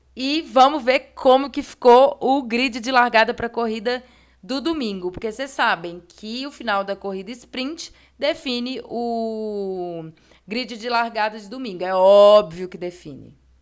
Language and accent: Portuguese; Brazil; que somos brasileiros